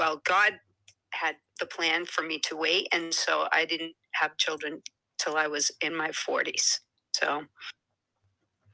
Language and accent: English; Boston, Cape Cod, Massachusetts, United States; accent: Boston; I'm not from Boston, although I was originally born in Boston